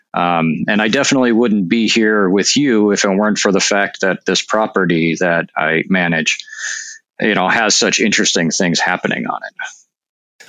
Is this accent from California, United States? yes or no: no; North Dakota, United States; moved away; I'm actually from North Dakota